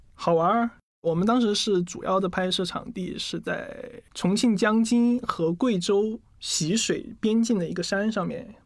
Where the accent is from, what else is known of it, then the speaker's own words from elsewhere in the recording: Chongqing, China; 我就重庆人嘛